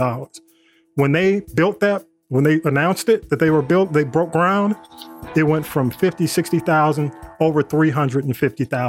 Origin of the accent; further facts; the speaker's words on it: Atlanta, Georgia, United States; I grew up in Atlanta